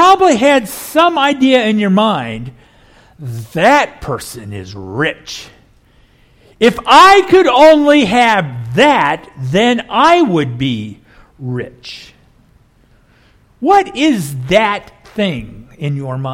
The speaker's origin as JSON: {"language": "English", "region": "Kansas", "country": "United States", "tie": "born or raised there", "also_born_or_lived": "Oklahoma / Rust Belt", "moved": "as an adult", "said": "I grew up here in Kansas, then later moved to Oklahoma"}